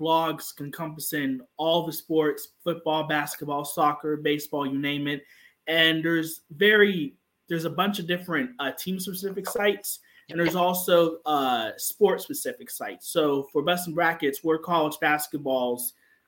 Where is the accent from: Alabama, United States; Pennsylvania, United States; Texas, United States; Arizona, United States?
Pennsylvania, United States; Pittsburgh; I was born and raised in Pittsburgh